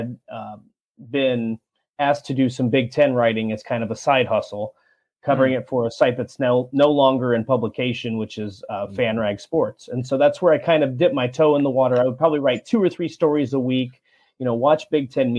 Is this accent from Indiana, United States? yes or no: yes; Walton, Indiana, United States; moved away as an adult; also born or lived in Lafayette, Indiana / Orlando, Florida / Kennesaw, Georgia; now in Gainesville, United States; I grew up in a little town, little farming community called Walton, Indiana